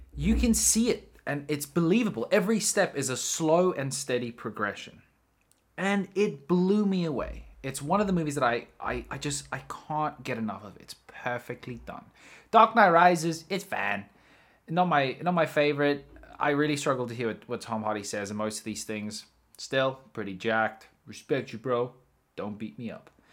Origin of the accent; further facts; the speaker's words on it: South Africa; I'm from South Africa